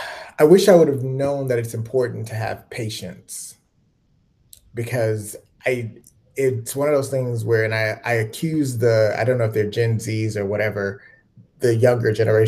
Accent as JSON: {"language": "English", "region": "Mississippi", "country": "United States", "tie": "born or raised there", "also_born_or_lived": "Chicago, Illinois", "said": "I grew up in Mississippi, but, you know, I'm originally from Chicago"}